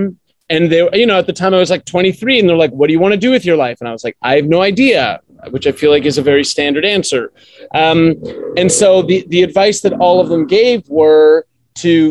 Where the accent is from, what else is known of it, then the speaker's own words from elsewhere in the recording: Canada; moved away as an adult; also born or lived in Australia; Well, I was born in Canada. Yes, I am Canadian.